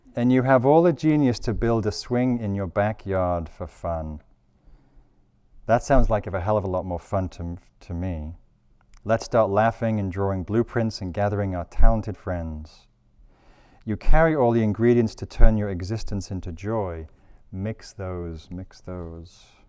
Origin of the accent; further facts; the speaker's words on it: England, United Kingdom; now in California, United States; I'm English